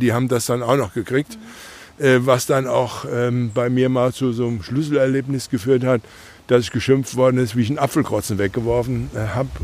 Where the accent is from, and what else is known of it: Nassauer Land, Rhineland-Palatinate, Germany; born or raised there